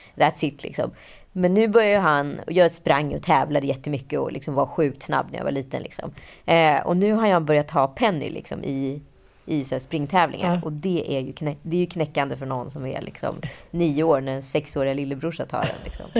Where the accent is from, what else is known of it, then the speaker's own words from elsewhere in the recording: Stockholm, Stockholm County, Sweden; jag var från Stockholm, att jag var från Sverige